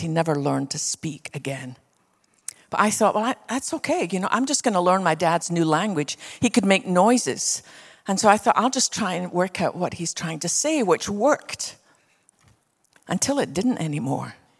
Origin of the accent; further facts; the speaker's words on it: west coast of Scotland, United Kingdom; now in Texas, United States; I was born on the west coast of Scotland.